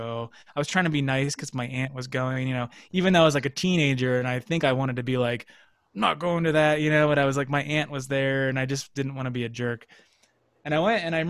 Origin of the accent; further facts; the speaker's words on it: Erie, Pennsylvania, United States; moved away as an adult; also born or lived in New York City; I'm going to get on a bus from Erie and move to New York City